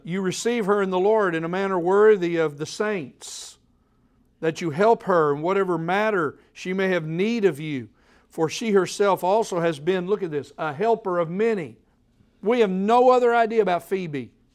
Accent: Oklahoma, United States; now in Tennessee, United States; when I was born in Oklahoma

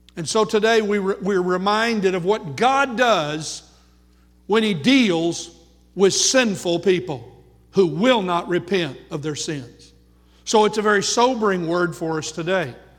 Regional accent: United States; first language English; Born here, most of us in the United States of America

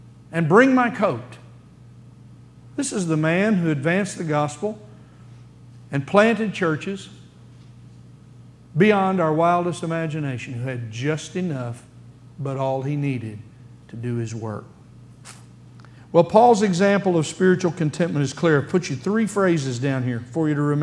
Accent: United States; Here we sit as American Christians

